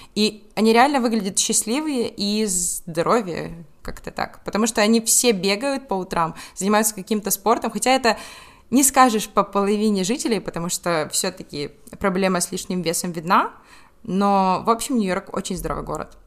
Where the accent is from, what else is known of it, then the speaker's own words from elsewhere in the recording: Ukraine; мы с Украины